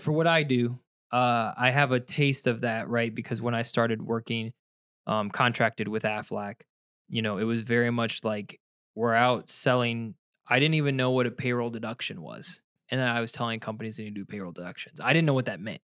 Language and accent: English; Ohio, United States; now in Michigan, United States; I'm from Ohio, my wife's from Virginia. I moved here to Michigan